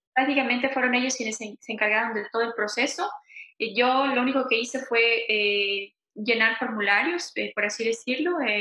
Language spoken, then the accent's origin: Spanish; Quito, Pichincha, Ecuador; moved away as an adult; also born or lived in Santo Domingo, Ecuador; now in Montreal, Canada; vengo de, Ecuador, nací en Santo Domingo, una ciudad muy pequeñita de Ecuador. Bueno, cuando tenía aproximadamente 7, 8 años me mudé a Quito, que es la capital, y bueno, viví ahí hasta que decidí emigrar aquí a Canadá